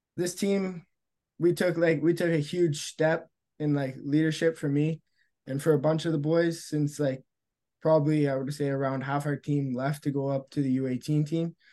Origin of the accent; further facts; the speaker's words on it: Sudbury, Ontario, Canada; I'm from Serbia. I'm up north